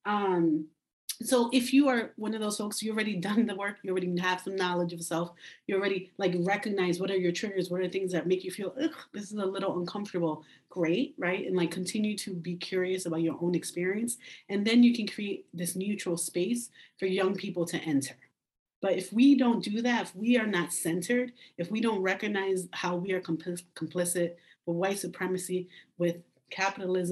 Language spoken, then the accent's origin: English; New York City, New York, United States; Mine's is Washington Heights.